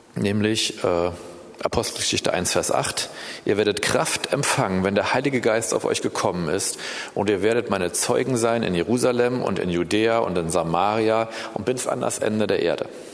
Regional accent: Berlin, Germany; ich bin in Berlin geboren übrigens, ich bin hier groß geworden

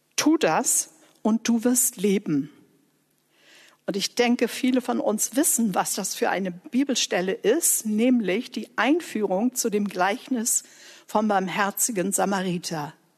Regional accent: Germany; ich Deutsche war mit der deutschen Geschichte

